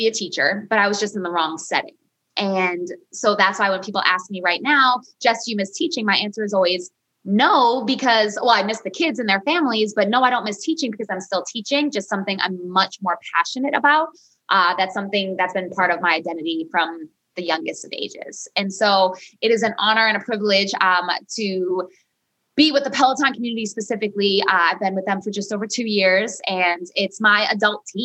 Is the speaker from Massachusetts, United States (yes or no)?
yes; Peabody, Massachusetts, United States; I am from a city just north of Boston. I'm from Peabody, not Peabody.